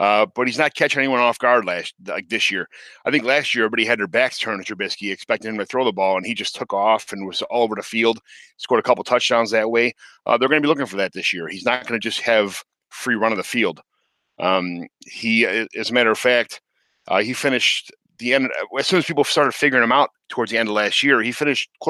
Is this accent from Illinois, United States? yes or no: yes; Chicago, Illinois, United States; I'm from Chicago